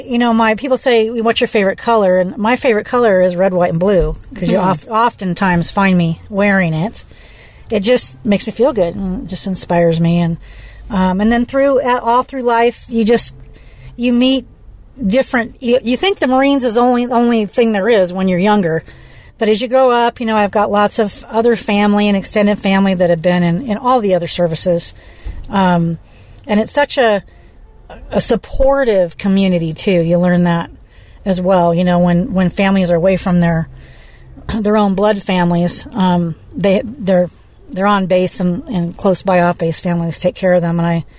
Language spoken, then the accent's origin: English; Beaufort, South Carolina, United States; born there; also born or lived in Cherry Point, North Carolina; I was born in Beaufort, South Carolina. I remember doing kindergarten age in Cherry Point, North Carolina.